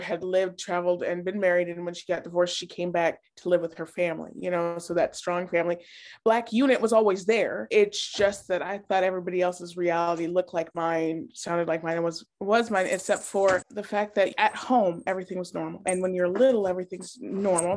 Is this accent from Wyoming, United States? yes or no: yes; Wyoming, United States; moved away as an adult; also born or lived in Germany / Montana / Chicago; now in Illinois, United States; I was born in Bermejava, Germany. My father was military, so as soon as we came back to the States, I grew up in Montana and Wyoming